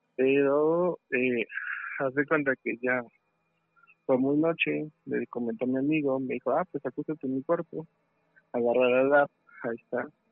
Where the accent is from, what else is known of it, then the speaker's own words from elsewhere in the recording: State of Mexico, Mexico; yo soy del Estado de México